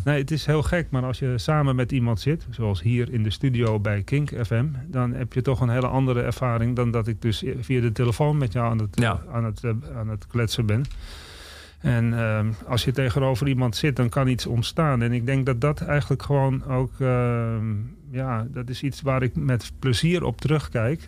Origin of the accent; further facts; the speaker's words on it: Amsterdam, North Holland, Netherlands; moved away as an adult; also born or lived in Czech Republic; ik ben opgegroeid in West. En West is in principe een nieuwbouwwijk.